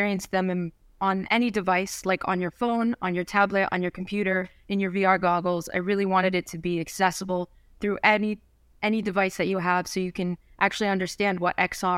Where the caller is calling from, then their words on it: New Jersey, United States; North Jersey, like 15 minutes away from the city, like everyone says from North Jersey.